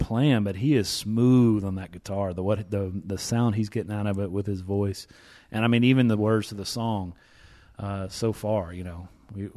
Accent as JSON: {"language": "English", "region": "East Tennessee", "country": "United States", "said": "I'm from East Tennessee"}